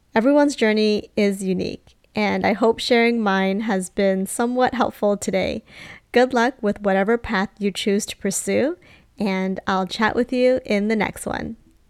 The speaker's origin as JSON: {"language": "English", "country": "Canada", "tie": "born or raised there", "said": "Growing up in Canada, I had learned everything about Canadian history"}